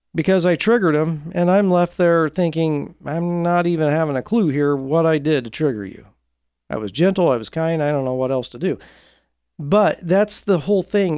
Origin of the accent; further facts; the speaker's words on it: Portland, Oregon, United States; my hometown of Portland, Oregon